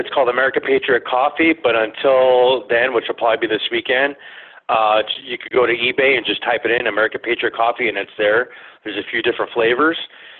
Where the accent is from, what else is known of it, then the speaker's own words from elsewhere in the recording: California, United States; look at California. You know, I grew up there in the San Fernando Valley.